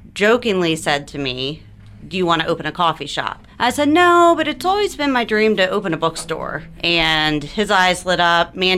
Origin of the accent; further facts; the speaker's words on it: Huntington, West Virginia, United States; I was born and raised in Huntington. We both live here.